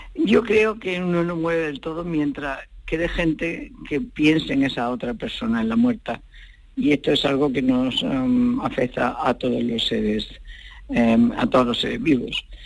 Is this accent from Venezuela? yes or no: no; Spain; also born or lived in Portugal; me gusta haber nacido en España o me nacieron en España